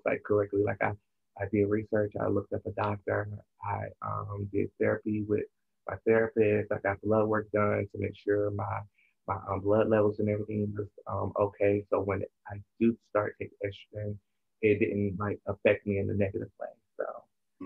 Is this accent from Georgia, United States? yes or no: yes; South Georgia, United States; I grew up in South Georgia, so I grew up in a Baptist household.